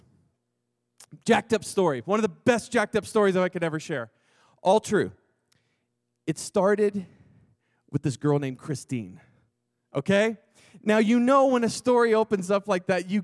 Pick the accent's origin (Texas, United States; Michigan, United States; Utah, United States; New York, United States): Texas, United States; I'm from Texas.